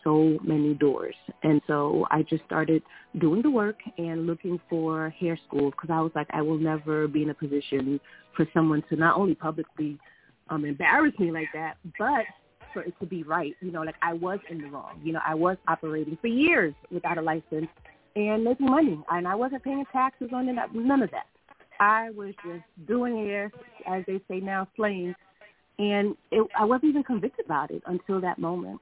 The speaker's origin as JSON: {"language": "English", "region": "New York", "country": "United States", "also_born_or_lived": "Philadelphia", "moved": "as an adult", "said": "I was the girl from New York"}